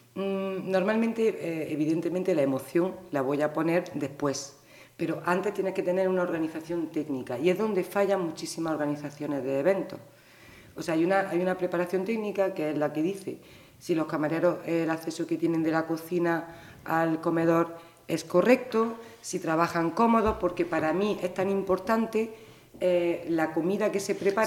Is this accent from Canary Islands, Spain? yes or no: no; Granada, Andalusia, Spain; moved away as an adult; also born or lived in Pontevedra; now in Vilaboa, Spain; me siento muy orgullosa de haber nacido en, en Granada